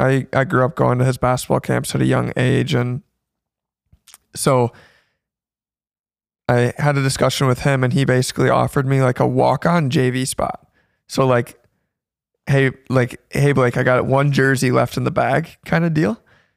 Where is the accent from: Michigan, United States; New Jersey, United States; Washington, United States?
Michigan, United States; Zeeland; also born or lived in Holland, Michigan; So born and raised in Holland, Michigan, more specifically Zeeland, and then moved to Holland about 4 years ago.